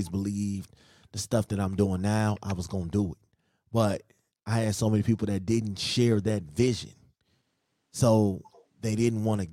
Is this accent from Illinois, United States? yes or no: yes; Chicago, Illinois, United States; moved away; I'm from Chicago